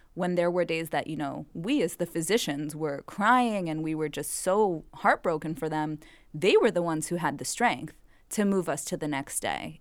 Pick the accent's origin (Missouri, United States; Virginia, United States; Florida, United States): Florida, United States; Miami Beach; moved away as an adult; also born or lived in Bronx, New York; I'm from Miami Beach, born and raised, and I'm a Ukrainian Jew by background.